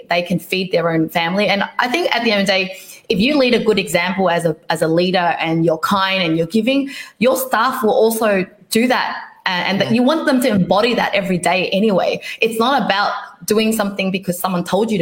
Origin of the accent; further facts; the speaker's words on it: Vietnam; moved away; I was born in Vietnam